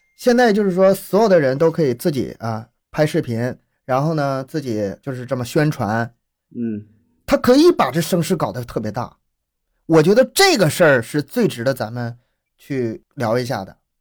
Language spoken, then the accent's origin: Chinese; Harbin, Heilongjiang, China; 我们哈尔滨人根本吃都没吃过，见都没见过